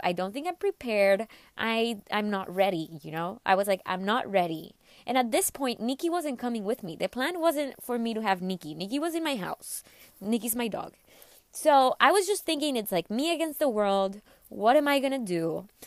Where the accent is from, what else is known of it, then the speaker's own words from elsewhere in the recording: McAllen, Texas, United States; undergrad in my hometown, which was in McAllen, Texas.